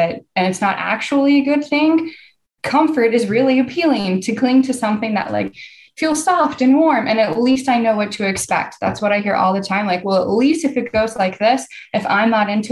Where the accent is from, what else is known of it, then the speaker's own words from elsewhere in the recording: Texas, United States; I'm from the South, I'm from Texas